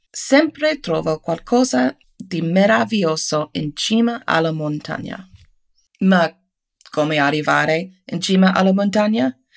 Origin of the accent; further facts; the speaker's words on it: United States; Italian is a second language; Per me, un'americana